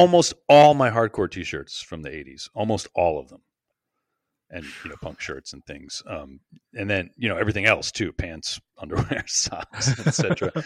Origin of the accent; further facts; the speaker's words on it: United States; being American